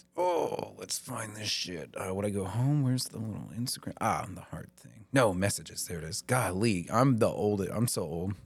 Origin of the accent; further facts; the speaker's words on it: the South, United States; now in Maine, United States; I grew up in the South